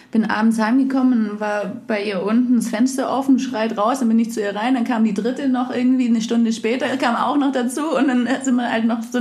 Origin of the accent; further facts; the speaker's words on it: Ravensburg, Baden-Württemberg, Germany; moved away as an adult; also born or lived in Munich / Southern France; now in Cologne, Germany; Ich komme aus Ravensburg. Ah, das ist ganz im Süden. Ganz im Süden unten, genau, am Bodensee. Ah, krass. Und habe dann in München studiert, habe dann lange in München gelebt und dann bin ich ganz kurz nach Südfrankreich gezogen